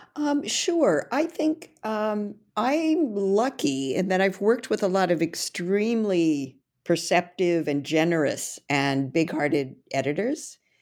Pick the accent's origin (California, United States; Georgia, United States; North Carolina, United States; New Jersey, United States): California, United States; now in New York City, United States; I originally was born and raised in California, but I've lived in the East Coast, uh, quite a long time now